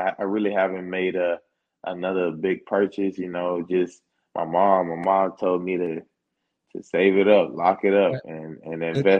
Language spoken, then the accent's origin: English; Atlanta, Georgia, United States; I'm from Atlanta, so I say city.